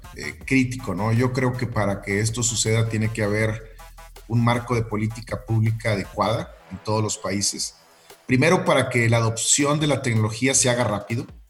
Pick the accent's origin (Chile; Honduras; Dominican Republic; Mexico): Mexico; northern Mexico; yo, siendo norteño